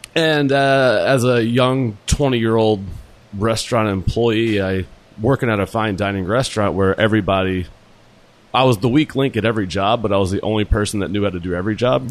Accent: Jackson, Mississippi, United States; I'm from Jackson, Mississippi

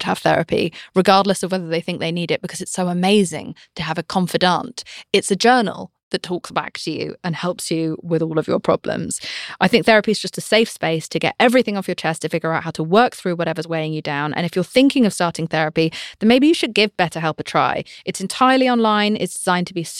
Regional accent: United Kingdom; I'm British

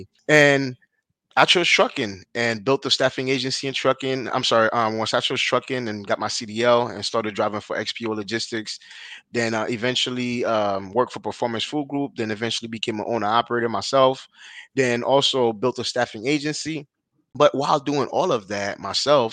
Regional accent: Haiti; now in United States; I was born and raised in Haiti

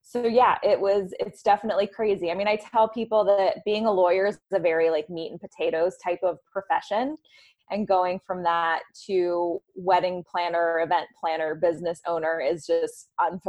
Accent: the South, United States; now in New York City, United States; I'm from the South originally

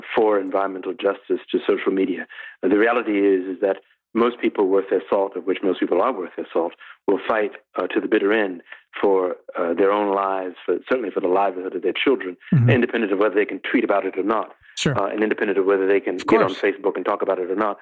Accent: Detroit, Michigan, United States; my hometown of Detroit

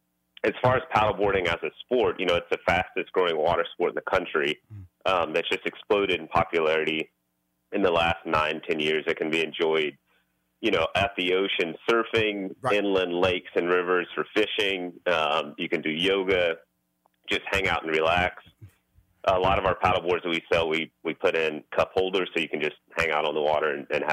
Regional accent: Houston, Texas, United States; I grew up in Houston, and everybody at my parents' church and neighborhood back in Acres Homes in Houston came over and saw us in AAA Magazine

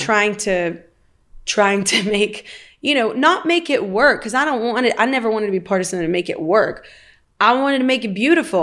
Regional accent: the South, United States; I'm from the South

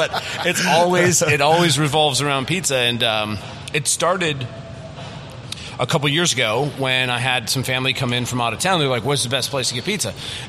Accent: Tempe, Arizona, United States; also born or lived in North Dakota; So I grew up in Tempe. I'm a graduate of Corona del Sol High School. I went to ASU to get my bachelor's, Grand Canyon for my master's, MCC for my undergrad.

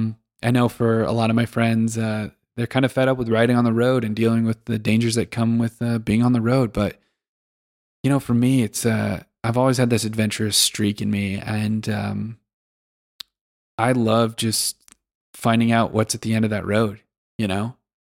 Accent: Western US, United States; You know, I grew up in the Western U.S. and I guess I took for granted how wild it can be.

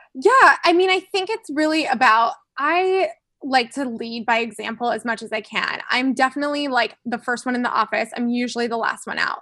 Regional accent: Florida, United States; I'm from Florida

